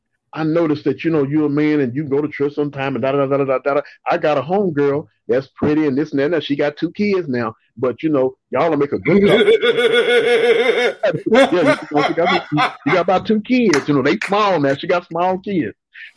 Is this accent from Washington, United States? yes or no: no; Moody, Texas, United States; moved away as an adult; now in Dallas, United States; From a town called Moody. It's in Central Texas, on the other side of Waco.